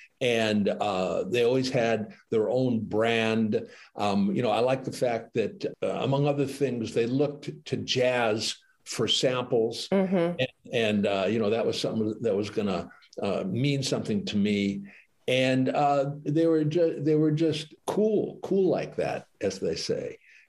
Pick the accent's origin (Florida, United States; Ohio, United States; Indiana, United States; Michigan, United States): Michigan, United States; Detroit; I feel a personal bias because I grew up in Detroit.